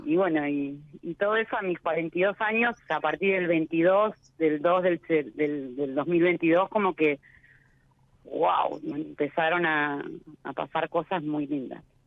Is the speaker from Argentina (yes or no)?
yes; La Plata, Buenos Aires Province, Argentina; Yo soy este, platense, oriunda de La Plata